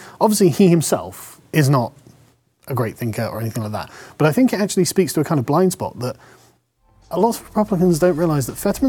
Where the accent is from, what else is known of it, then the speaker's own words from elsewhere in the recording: England, United Kingdom; as an Englishman